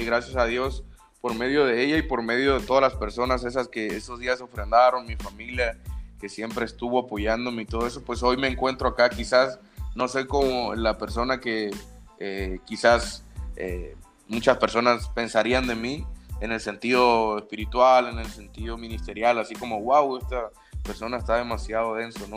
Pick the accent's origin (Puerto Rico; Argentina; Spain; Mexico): Mexico; Sinaloa; yo soy de, de Sinaloa, del estado de Sinaloa.